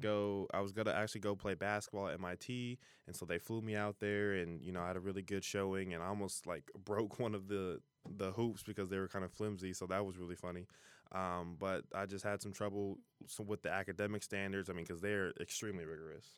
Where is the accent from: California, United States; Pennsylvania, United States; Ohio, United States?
Ohio, United States; Fairfield; I'm from Fairfield, Ohio. You know, I claim Cincinnati, but, you know, from the suburbs of Fairfield